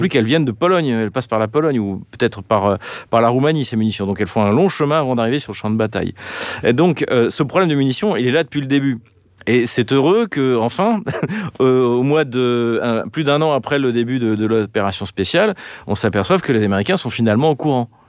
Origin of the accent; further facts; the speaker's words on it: France; nous, en tant que Français